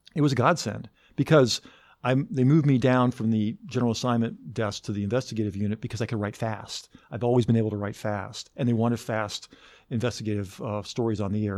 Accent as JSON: {"language": "English", "town": "Athens", "region": "Georgia", "country": "United States", "tie": "born or raised there", "said": "I grew up in Athens. My dad was a biochemistry professor here"}